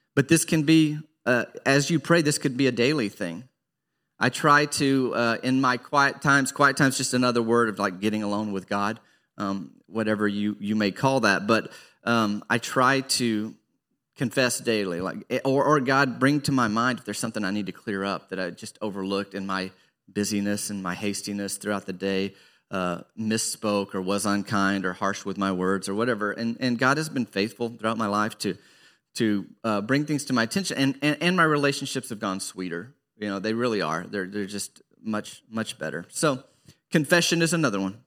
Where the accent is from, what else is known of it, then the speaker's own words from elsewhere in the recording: Arkansas, United States; growing up in Arkansas